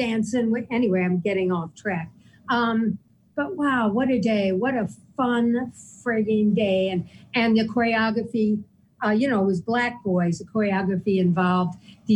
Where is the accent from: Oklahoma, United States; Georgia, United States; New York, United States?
New York, United States; I'm a New Yorker.